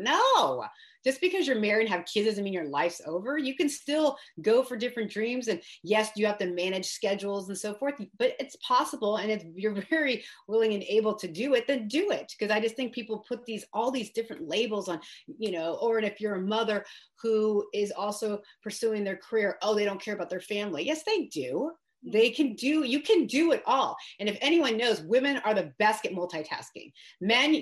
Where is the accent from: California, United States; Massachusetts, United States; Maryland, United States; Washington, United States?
California, United States; the Bay Area; I grew up in the Bay Area, like really close to where I'm at now in Brentwood.